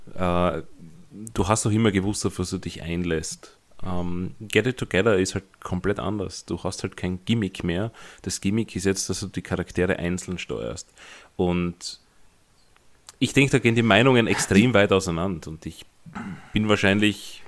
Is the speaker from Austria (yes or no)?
yes; Austria; ich als Österreicher